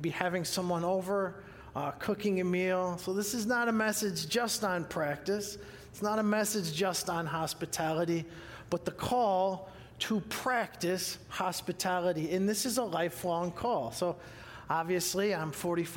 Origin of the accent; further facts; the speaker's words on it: Huron, Ohio, United States; I'm from Huron, Ohio, H-U-R-O-N, which is near Cedar Point